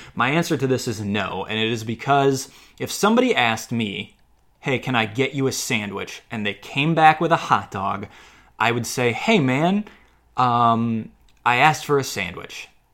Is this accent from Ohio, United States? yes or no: yes; Cleveland Heights, Ohio, United States; Cleveland Heights, Ohio, my hometown